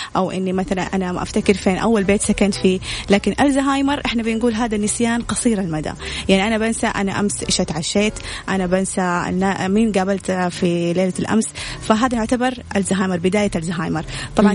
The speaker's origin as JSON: {"language": "Arabic", "country": "Saudi Arabia", "said": "عندنا في السعودية"}